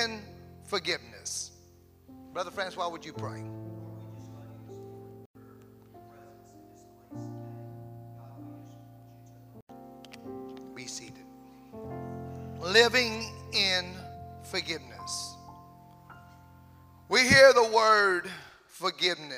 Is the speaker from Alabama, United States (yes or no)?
no; Cajun, Louisiana, United States; I'm a Cajun, pure Cajun.